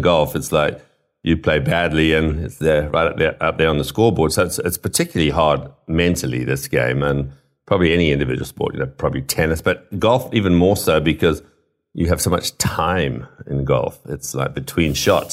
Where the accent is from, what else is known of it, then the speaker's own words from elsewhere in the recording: Zimbabwe; moved away; also born or lived in United Kingdom; I grew up in Africa and, and Rhodesia or Zimbabwe as it is now. So although I was born in the U K